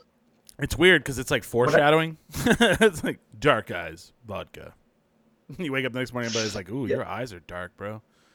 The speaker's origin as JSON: {"language": "English", "region": "New Mexico", "country": "United States", "said": "we're from New Mexico"}